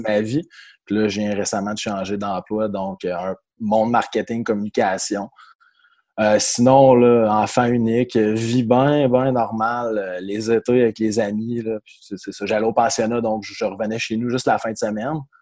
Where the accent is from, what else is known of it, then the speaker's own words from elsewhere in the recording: Magog, Quebec, Canada; also born or lived in Jonquière; je viens de l'Estrie, à Magog plus précisément